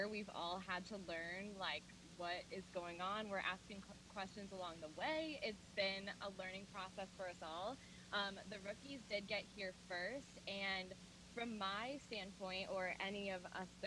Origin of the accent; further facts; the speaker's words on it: Wayne, Illinois, United States; I'm from Wayne, Illinois.